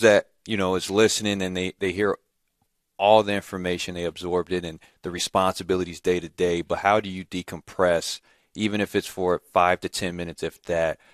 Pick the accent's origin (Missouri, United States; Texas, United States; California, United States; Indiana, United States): Indiana, United States; Gary; I'm always from Gary, and taught me a lot of values that I take with me to this day